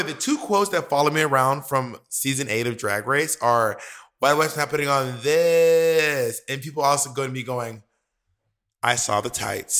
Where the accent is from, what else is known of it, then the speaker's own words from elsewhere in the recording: Atlanta, Georgia, United States; also born or lived in New York; We were in Atlanta, Georgia, which is my hometown.